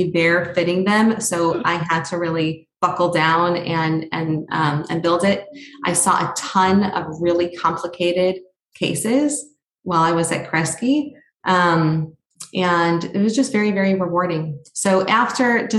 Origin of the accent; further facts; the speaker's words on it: Oak Park, Michigan, United States; moved away as an adult; also born or lived in New York; I grew up in Oak Park, Michigan